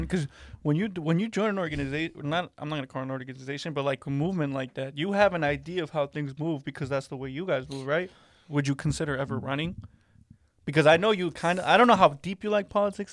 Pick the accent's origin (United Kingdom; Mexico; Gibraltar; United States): Mexico; I'm a tall Mexican